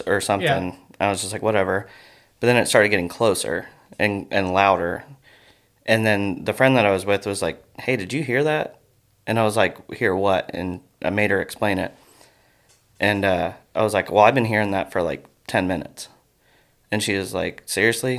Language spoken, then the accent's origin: English; Fairborn, Ohio, United States; I grew up in Fairborn, which is really close to Yellow Springs